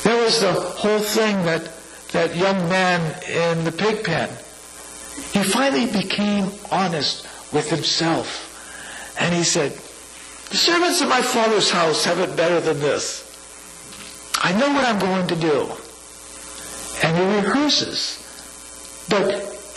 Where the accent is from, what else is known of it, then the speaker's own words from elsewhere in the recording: San Francisco, California, United States; my hometown, San Francisco